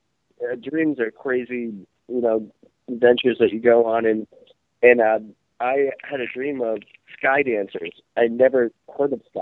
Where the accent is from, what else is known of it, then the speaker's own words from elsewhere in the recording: Maine, United States; I'm from Maine